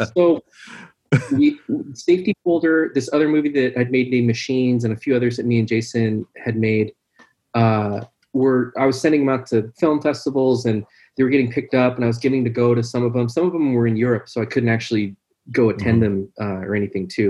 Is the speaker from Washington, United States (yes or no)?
yes; Seattle, Washington, United States; I'm from Seattle.